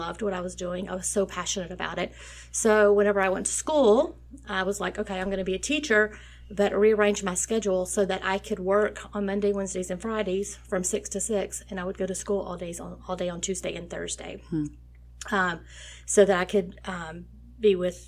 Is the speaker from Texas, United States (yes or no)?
yes; Nome, Texas, United States; I grew up in a very small community of 515 people called Nome, Texas